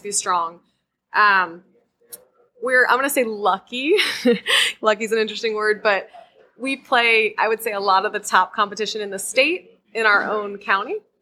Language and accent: English; Crofton, Maryland, United States; I'm from Crofton